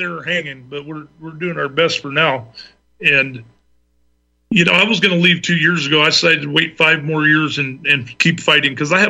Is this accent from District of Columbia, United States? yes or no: no; Oregon, United States; also born or lived in North Carolina; Well, I live in Oregon. I'm from North Carolina originally. I moved here when I was about 7, and I'm going to be 59 next month, so I've been here a while.